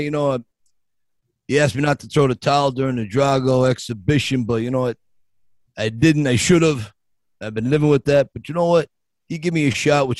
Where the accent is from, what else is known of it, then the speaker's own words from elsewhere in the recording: Scranton, Pennsylvania, United States; I grew up in a little town north of Philadelphia, Scranton, Pennsylvania